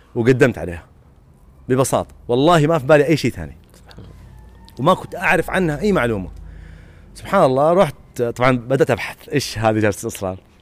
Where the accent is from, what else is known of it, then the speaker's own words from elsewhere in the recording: Medina, Medina Province, Saudi Arabia; انا بصراحه اعتز بمدنيتي مره كثير